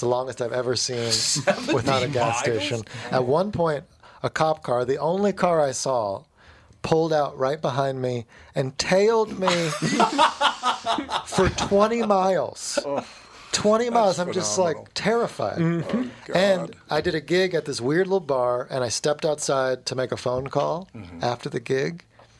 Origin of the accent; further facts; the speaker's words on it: Morgantown, West Virginia, United States; Well, see, it's confusing because I grew up in Morgantown, which is a college town, which is a pretty normal college town.